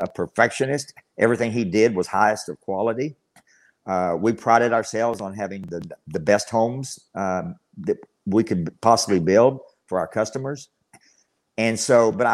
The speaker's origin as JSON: {"language": "English", "town": "Abilene", "region": "Texas", "country": "United States", "tie": "born or raised there", "said": "I've spent all my life in Abilene, Texas"}